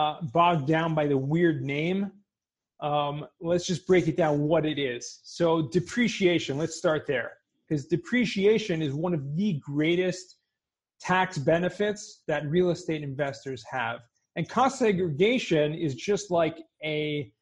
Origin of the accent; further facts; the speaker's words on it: Southern California, United States; I grew up in Southern California